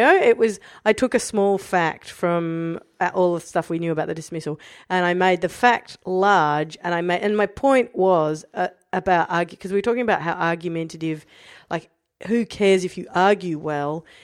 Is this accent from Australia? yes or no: yes; Australia; moved away; Did we call that Australian studies where I was from?